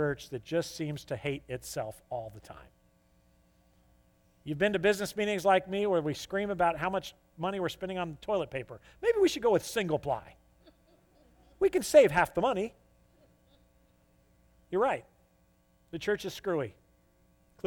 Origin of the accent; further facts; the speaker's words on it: United States; I'm an American